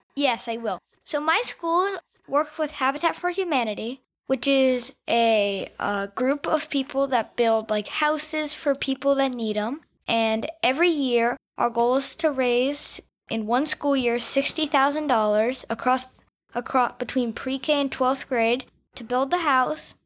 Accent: Houston, Texas, United States; also born or lived in Atlanta, Georgia / Connecticut; I live in Houston, Texas. I go to the John Cooper School, um, I've, I was born in Atlanta, then I moved to Connecticut, and then I moved to Texas, where, where I've lived for five years.

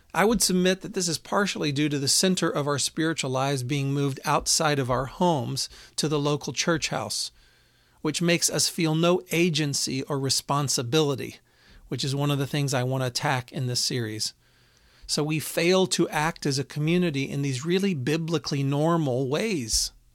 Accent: Houston, Texas, United States; I grew up in Houston

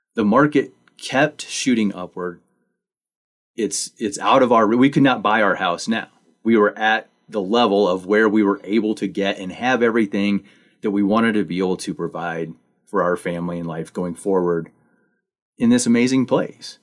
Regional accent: Missouri, United States; also born or lived in Manitou Springs, Colorado; now in Buena Vista, United States; I actually grew up in Missouri

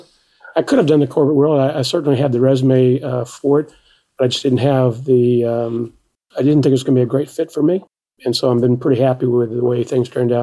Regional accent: Wilmington, Delaware, United States; also born or lived in Mississippi; I was born in the Deep South. That's where my families were, mother's and father's family were, from Mississippi. Mm-hmm. My father worked for DuPont, and so I grew up in Delaware

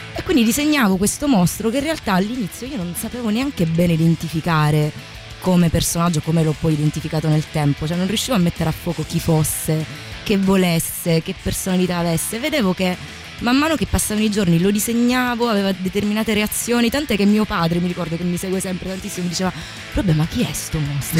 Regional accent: Calabria, Italy; Io sono del sud, sono calabrese.

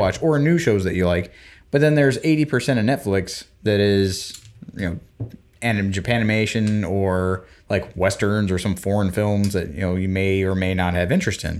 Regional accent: Florida Panhandle, United States; when I was growing up in the Panhandle of Florida

